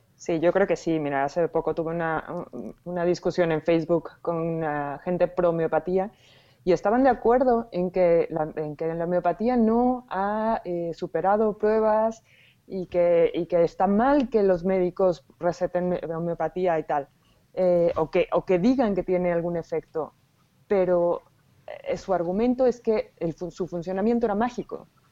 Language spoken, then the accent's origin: Spanish; Mexico; now in Spain; soy mexicana. llevo ya mucho tiempo en España, pero soy mexicana